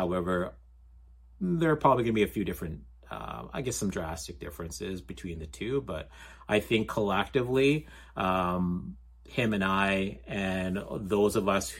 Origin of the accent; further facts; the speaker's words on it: Canada; I'm a Canadian